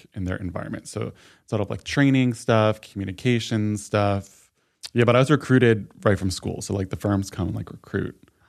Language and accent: English; New York, United States; now in Los Angeles, United States; everyone where I'm from State New York, everyone moves to New York City.